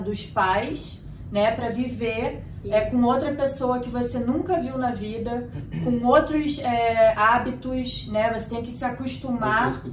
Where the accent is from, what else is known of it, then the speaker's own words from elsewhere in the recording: Rio de Janeiro, Brazil; moved away as an adult; now in Australia; eu sou do Rio de Janeiro